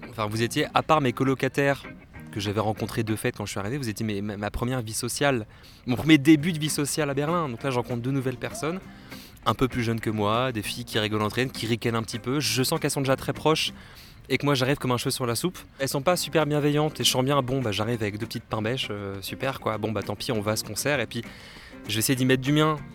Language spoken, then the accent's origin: French; Brittany, France; Moi, je suis pas parisien. Bah, je suis breton, je n'ai pas de Paris du tout.